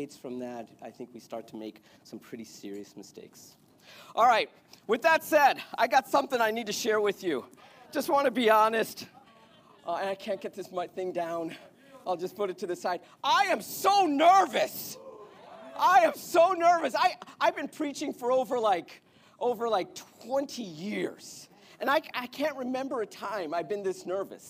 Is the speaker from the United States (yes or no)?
no; India; I'm Indian.